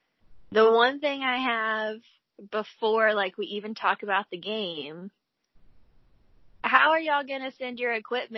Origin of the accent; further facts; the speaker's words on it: Oklahoma, United States; We're from Oklahoma.